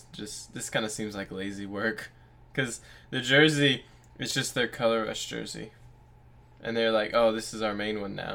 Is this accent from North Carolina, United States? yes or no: yes; North Carolina, United States; we're from North Carolina